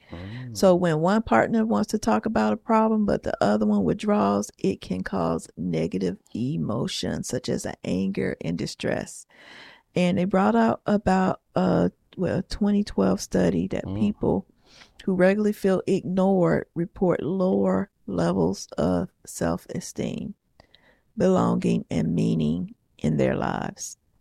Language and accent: English; the South, United States; I'm from the South